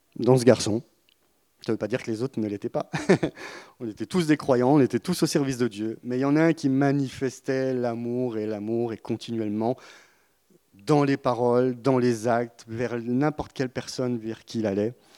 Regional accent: Burgundy, Bourgogne-Franche-Comté, France; moved away; also born or lived in Marseille; je viens de la Bourgogne, dans... de la campagne

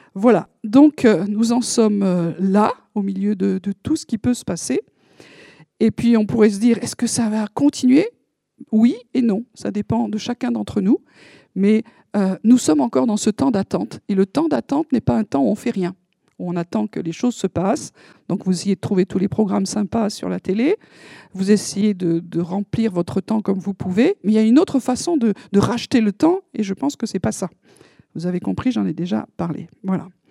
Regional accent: France; on est français

